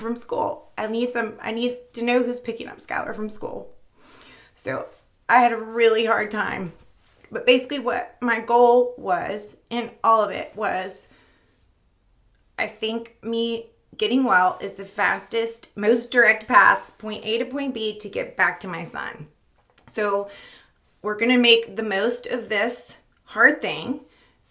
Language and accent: English; Florida, United States; moved away as an adult; now in Richmond, United States; We moved to Richmond about 10 years ago. I'm from Florida